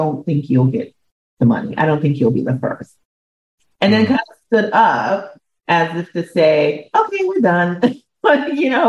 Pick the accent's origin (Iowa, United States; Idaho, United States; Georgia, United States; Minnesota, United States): Minnesota, United States; Minneapolis; moved away; also born or lived in New York City; I grew up in Minneapolis, Minnesota